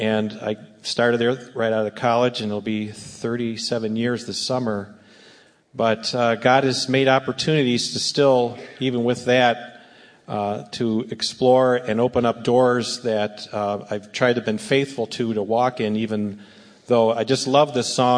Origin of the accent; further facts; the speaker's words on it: a suburb of Cleveland, Northeast Ohio, United States; I was born and raised in Northeast Ohio, a suburb of Cleveland